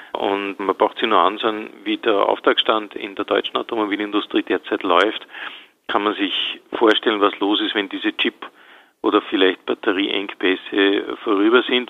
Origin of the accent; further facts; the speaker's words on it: Austria; bei uns in Österreich